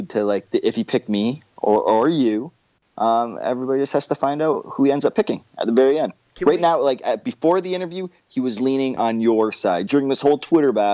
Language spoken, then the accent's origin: English; Windsor, Ontario, Canada; St. Clair College. So just so you know, I graduated from that college. That's my hometown